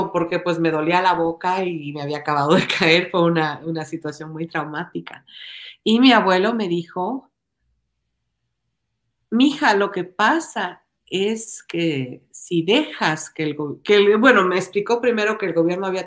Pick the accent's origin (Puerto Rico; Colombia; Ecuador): Ecuador; moved away as an adult; Yo nací en Ecuador, yo me crié en Ecuador, yo fui a la escuela, al colegio en Ecuador. Yo vine acá cuando tenía 19 años?